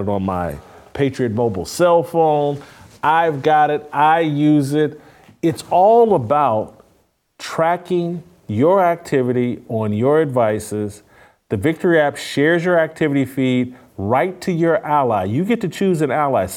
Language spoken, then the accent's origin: English; Indianapolis, Indiana, United States; I grew up in Indianapolis.